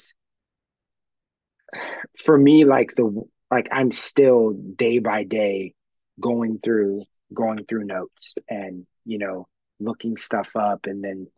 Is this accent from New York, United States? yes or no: yes; upstate New York, United States; In my dad's house, like I'm, you know, upstate New York